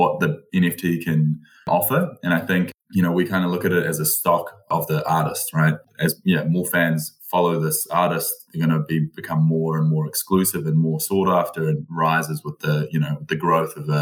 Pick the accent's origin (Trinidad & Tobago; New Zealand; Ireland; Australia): New Zealand; I've only lived in New Zealand